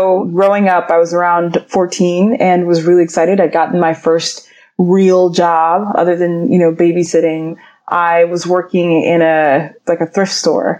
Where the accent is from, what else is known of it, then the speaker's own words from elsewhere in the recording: Atlanta, Georgia, United States; I grew up in Atlanta, Georgia. My family's from Nigeria